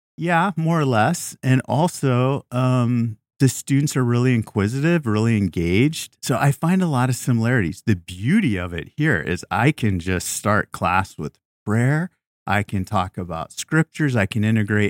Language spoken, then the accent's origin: English; Tucson, Arizona, United States; moved away; I was a prosecutor for three years in my hometown of Tucson, Arizona